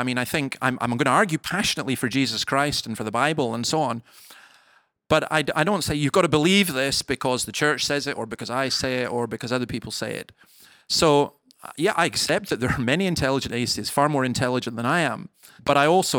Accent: Scotland, United Kingdom; For example, I grew up in the Highlands of Scotland, and I used to walk along these cliffs that were about 200 feet high

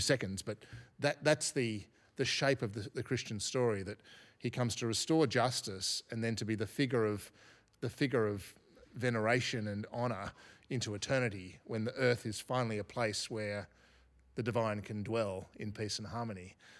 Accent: Australia; I'm an Australian, so I'm part of the Australian story

